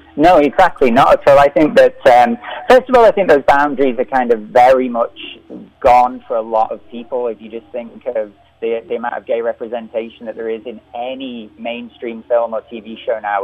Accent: Liverpool, North West England, United Kingdom; I'm from Liverpool

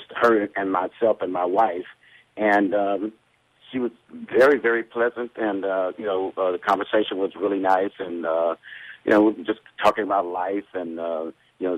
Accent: United States; I'm an American

